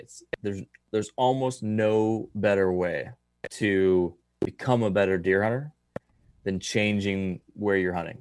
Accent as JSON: {"language": "English", "region": "the East", "country": "United States", "tie": "born or raised there", "moved": "yes", "said": "my home state"}